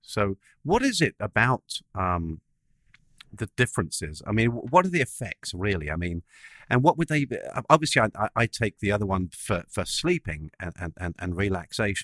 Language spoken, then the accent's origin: English; England, United Kingdom; I'm English